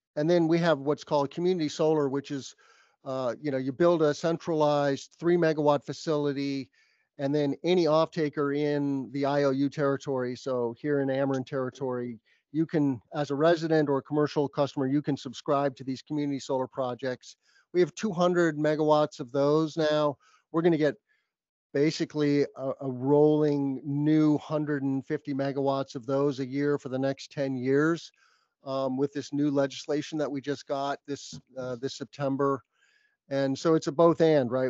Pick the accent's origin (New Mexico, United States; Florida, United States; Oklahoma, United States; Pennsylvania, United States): New Mexico, United States; I grew up in New Mexico